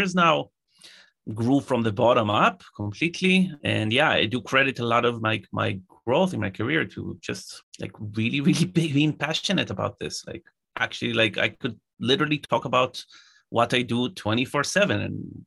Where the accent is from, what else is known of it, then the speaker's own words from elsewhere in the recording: Israel; I'm originally from Israel